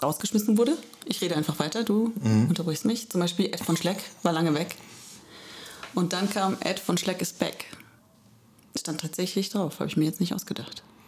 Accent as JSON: {"language": "German", "area": "Electoral Palatinate", "region": "Kurpfalz", "country": "Germany", "lives_now": "Heidelberg, Germany", "said": "ich komme aus der Kurpfalz"}